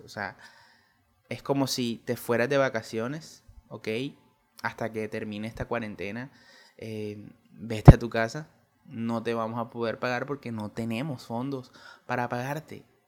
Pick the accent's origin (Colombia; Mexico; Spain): Colombia; en mi país Colombia